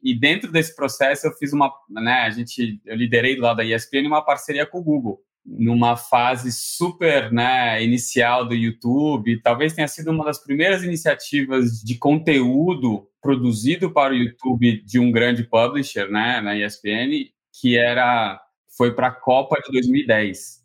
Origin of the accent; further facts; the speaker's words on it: São Paulo, Brazil; also born or lived in Rio de Janeiro; Eu sou, né, carioca, apesar de não, não parecer. Sou criado aqui no, em São Paulo